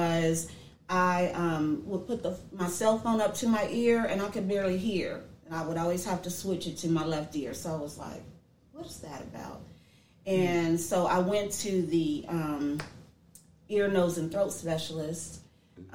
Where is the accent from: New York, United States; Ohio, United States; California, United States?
Ohio, United States; Dayton; moved away as an adult; also born or lived in Georgia; I am actually born and raised here in Dayton, Ohio.